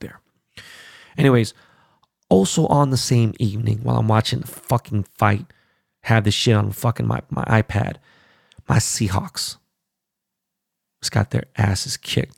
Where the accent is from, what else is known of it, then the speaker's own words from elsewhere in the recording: Los Angeles, California, United States; my hometown of my strain in L